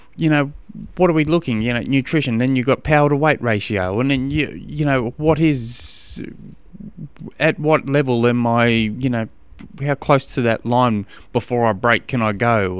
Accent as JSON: {"language": "English", "country": "Australia", "accent": "Australian", "lives_now": "Tasmania, Australia", "said": "my Australian accent"}